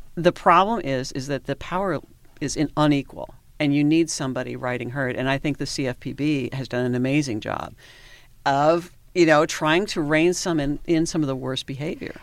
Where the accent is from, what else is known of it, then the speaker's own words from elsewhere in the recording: Washington, United States; moved away as an adult; also born or lived in Alaska / Southern California; I'm from Washington State